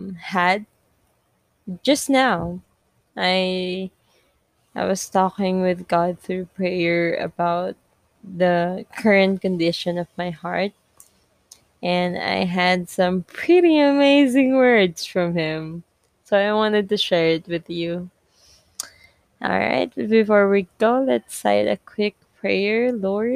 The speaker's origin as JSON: {"language": "English", "country": "Philippines", "second_language": "English", "said": "I'm Filipino"}